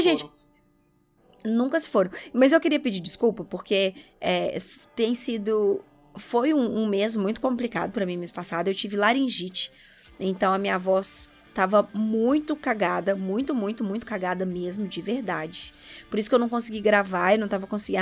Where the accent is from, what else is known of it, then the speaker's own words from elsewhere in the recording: Brazil; nós, como brasileiros